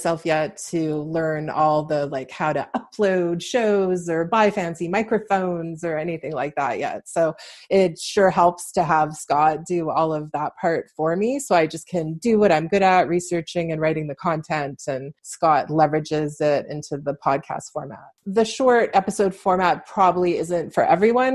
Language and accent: English; Vancouver, British Columbia, Canada; moved away as an adult; now in London, Canada; I'm originally from the Vancouver, BC area, but I moved to London, Ontario around 6 years ago.